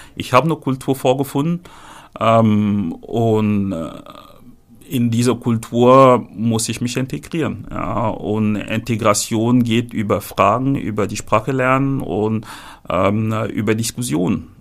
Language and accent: German; Cameroon; moved away as an adult; now in Hamburg, Germany; ich bin in Kamerun geboren. Ähm, dort bin ich ebenfalls auch ähm, aufgewachsen und auch dort zur Schule gegangen.